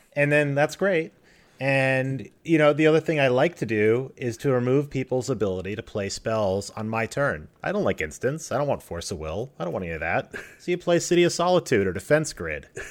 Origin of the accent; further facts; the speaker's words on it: Colorado, United States; moved away; I grew up in Colorado in the middle of the mountains.